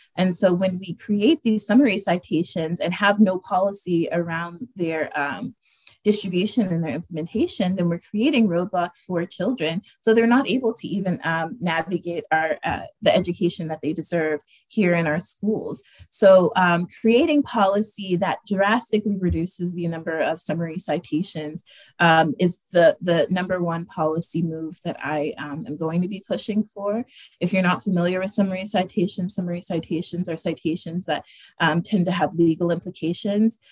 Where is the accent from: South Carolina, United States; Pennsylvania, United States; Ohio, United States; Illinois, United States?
Pennsylvania, United States; Erie; also born or lived in Pittsburgh; I was born and raised here in Erie